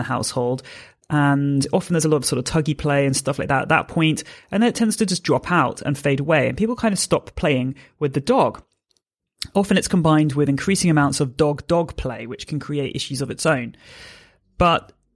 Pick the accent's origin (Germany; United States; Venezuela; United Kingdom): United Kingdom; I'm a British force-free gundog trainer